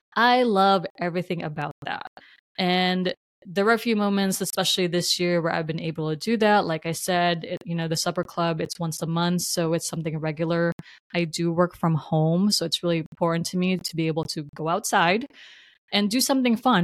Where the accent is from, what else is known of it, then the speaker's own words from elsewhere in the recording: New Jersey, United States; moved away as an adult; now in West Coast, United States; I will always claim Jersey is my home state. I'm so proud to be from New Jersey. It's made me who I am.